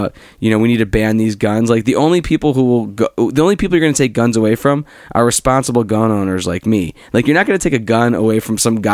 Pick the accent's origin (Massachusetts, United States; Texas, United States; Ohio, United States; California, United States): Ohio, United States; Cleveland; I'm from Cleveland